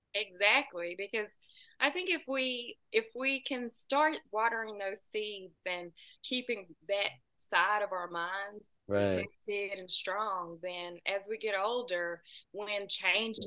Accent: United States; I'm about two hours south of Nashville

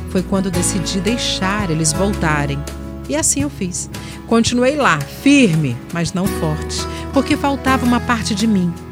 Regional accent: Espírito Santo, Brazil; now in Vila Velha, Brazil; tenho 36 anos, sou capixaba de documento e mineira de coração.

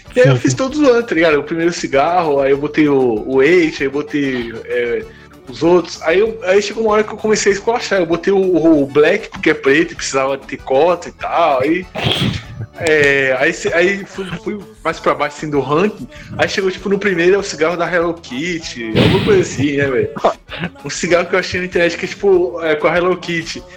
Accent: Santo André, São Paulo, Brazil; Eu sou de Santander, aqui na minha cidade

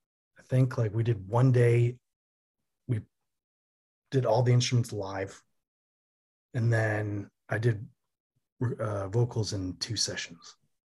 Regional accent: Germany; also born or lived in Connecticut; now in New York, United States; No, I did not. I grew up in Germany and Connecticut.

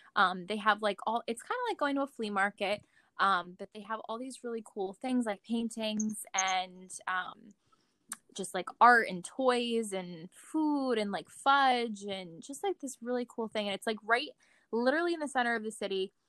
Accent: New Jersey, United States; we're from New Jersey

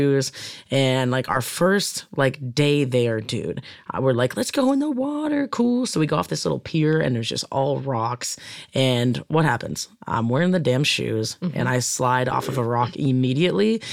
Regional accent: Boston, Massachusetts, United States; now in Southern California, United States; As a Bostonian

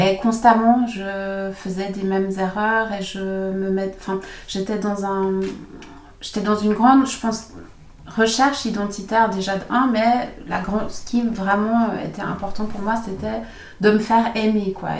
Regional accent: Switzerland; also born or lived in Germany; j'ai grandi ici en Suisse, mais avec ses racines vraiment allemandes.

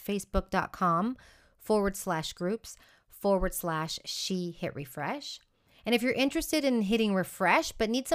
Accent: Houston, Texas, United States; moved away as an adult; also born or lived in Austin, Texas; now in Madrid, Spain; I'm originally from Houston, Texas

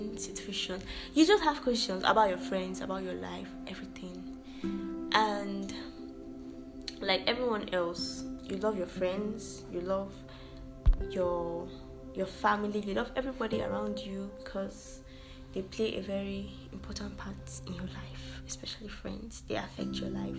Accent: Kabba, Kogi, Nigeria; I'm from Kogi State, Kaba. I'm a Yoruba girl, well, partially

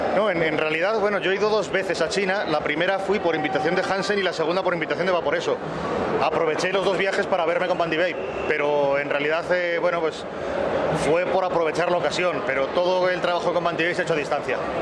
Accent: Spain

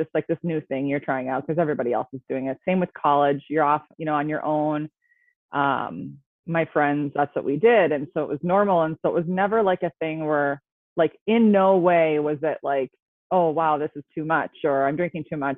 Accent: Minnesota, United States; I am from Minnesota. I grew up here. So I've always lived in Minnesota, so you'll probably hear that a little bit

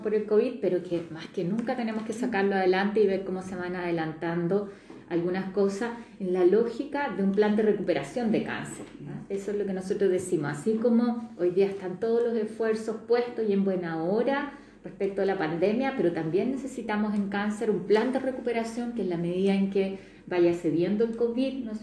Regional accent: Magallanes and Chilean Antarctica, Chile; yo soy de Magallanes

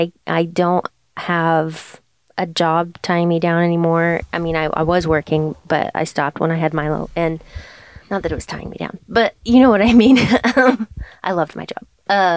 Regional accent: Germany; also born or lived in Portugal; now in United States; But for me, I loved growing up in Germany and I loved living on an island, you know, off the coast of Portugal. And then I came here.

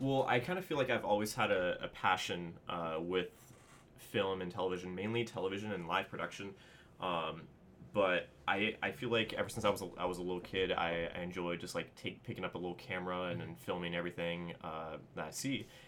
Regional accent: Southern California, United States; I was born and raised here in Southern California

